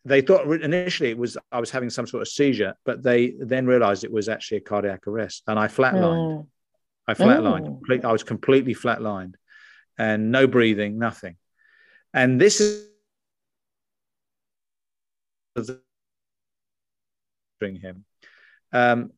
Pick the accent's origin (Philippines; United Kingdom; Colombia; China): United Kingdom; moved away as an adult; also born or lived in United States; you can tell from my accent, I'm from across the pond. I'm dual nationality as well. I lived in America for 20 years. First 44 were in the UK